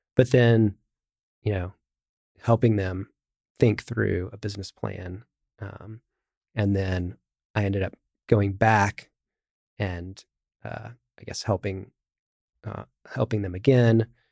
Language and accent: English; United States; as an American